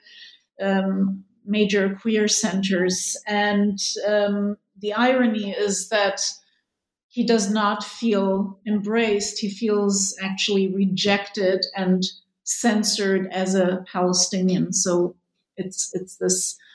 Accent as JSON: {"language": "English", "country": "Germany", "tie": "born or raised there", "also_born_or_lived": "Israel", "moved": "as an adult", "said": "having had a life in Germany, growing up in Germany"}